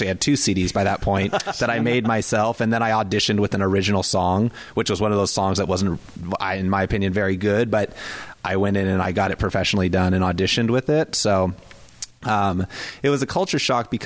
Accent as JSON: {"language": "English", "area": "Whidbey Island", "region": "Washington", "country": "United States", "tie": "born or raised there", "also_born_or_lived": "Boston", "lives_now": "Tacoma, United States", "said": "I grew up on Whidbey Island"}